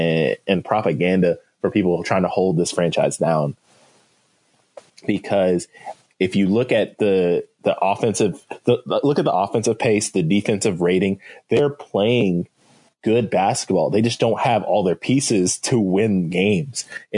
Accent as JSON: {"language": "English", "town": "Clarksville", "region": "Tennessee", "country": "United States", "said": "I'm from Clarksville."}